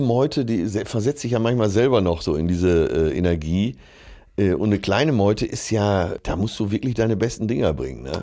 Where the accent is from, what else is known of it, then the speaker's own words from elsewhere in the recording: Essen, North Rhine-Westphalia, Germany; aus meiner Geburtsstadt